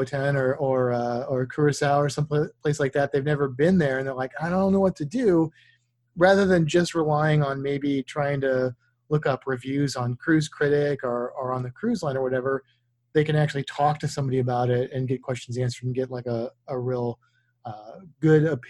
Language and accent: English; Missouri, United States; moved away; also born or lived in Florida; I grew up in Missouri